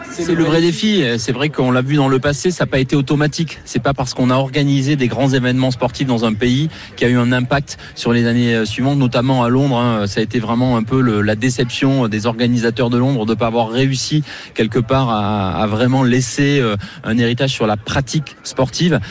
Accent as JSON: {"language": "French", "country": "France", "said": "je suis français"}